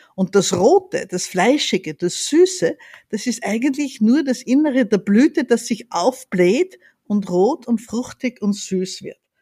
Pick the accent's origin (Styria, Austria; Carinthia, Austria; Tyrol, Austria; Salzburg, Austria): Styria, Austria; Graz; now in Vienna, Austria; Ich bin in Graz aufgewachsen